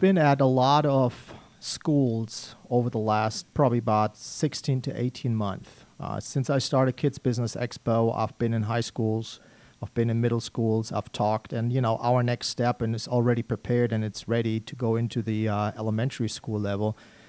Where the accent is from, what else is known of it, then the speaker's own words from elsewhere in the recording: Germany; English is a second language; moved away; I see myself as an immigrant. I came here in 1995 from Germany.